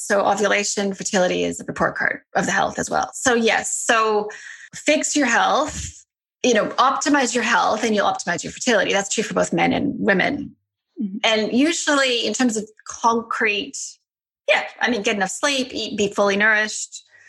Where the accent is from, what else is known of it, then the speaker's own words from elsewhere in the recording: Alberta, Canada; South of Calgary.